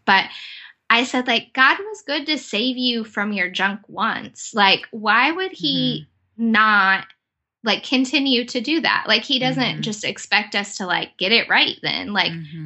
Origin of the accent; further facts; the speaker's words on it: United States; as an American